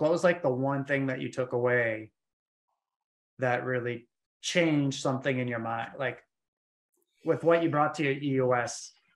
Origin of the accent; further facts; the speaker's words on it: Maine, United States; moved away as an adult; now in Atlanta, United States; I'm from Maine